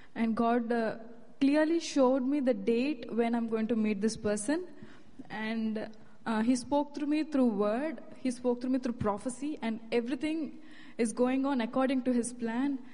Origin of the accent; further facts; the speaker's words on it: India; moved away as an adult; I'm from India.